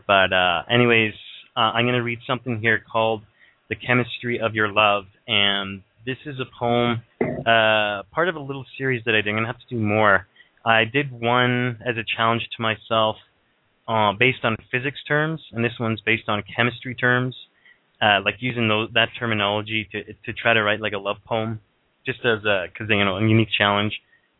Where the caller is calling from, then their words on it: Thunder Bay, Ontario, Canada; I'm calling from Ontario, Canada.